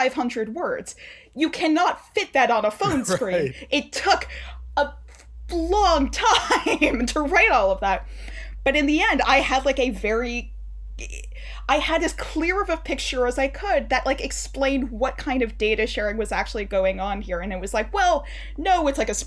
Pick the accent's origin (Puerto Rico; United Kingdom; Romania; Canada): Canada; I'm Canadian